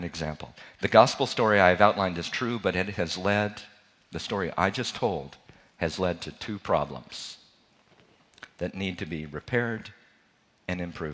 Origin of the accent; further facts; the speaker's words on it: Charlottesville, Virginia, United States; I'm from Charlottesville, Virginia